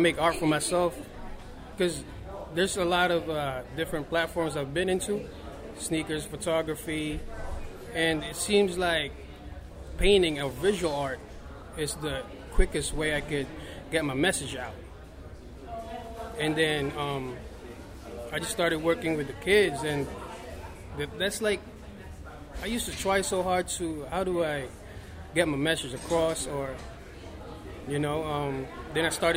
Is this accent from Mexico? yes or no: no; Iloilo City, Western Visayas, Philippines; moved away; Growing up in the Philippines